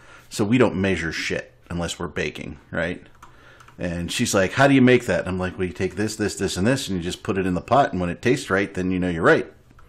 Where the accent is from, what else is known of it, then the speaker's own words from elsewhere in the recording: United States; I'm so American.